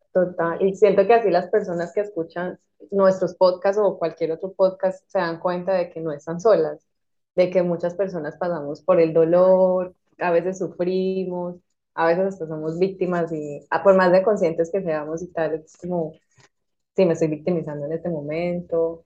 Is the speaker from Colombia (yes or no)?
yes; Colombia; moved away as an adult; also born or lived in Madrid; now in Malta; soy colombiana, actualmente vivo en Malta.